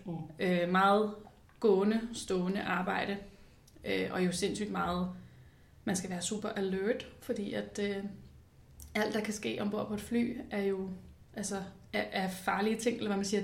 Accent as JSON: {"language": "Danish", "town": "Copenhagen", "region": "Capital Region of Denmark", "country": "Denmark", "tie": "born or raised there", "said": "jeg er jo født og opvokset i København øh, med min familie, ude i Nordvestkvarteret"}